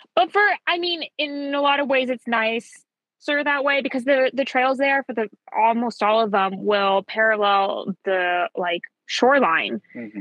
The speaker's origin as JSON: {"language": "English", "town": "Atlanta", "region": "Georgia", "country": "United States", "tie": "born or raised there", "also_born_or_lived": "New York", "said": "I'm not from Colombia, but my parents are. So I was raised Colombia, and all my friends growing up were Colombian, even though we lived in Atlanta."}